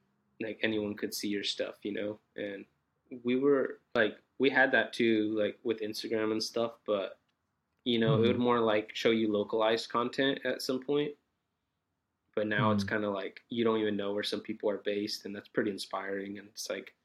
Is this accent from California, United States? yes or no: yes; Santa Maria, California, United States; moved away as an adult; now in Los Angeles, United States; So like 3 hours north of here from Santa Maria, it's called.